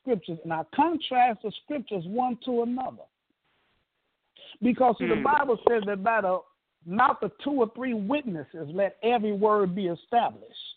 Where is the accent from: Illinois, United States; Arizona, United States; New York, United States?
Illinois, United States; Chicago; now in Atlanta, United States; Chicago, my hometown, west side of Chicago